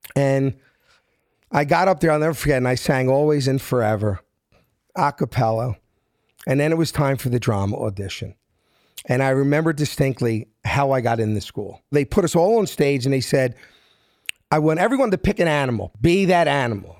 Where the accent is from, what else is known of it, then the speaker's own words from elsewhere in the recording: Philadelphia, Pennsylvania, United States; moved away as an adult; I'm from South Philly.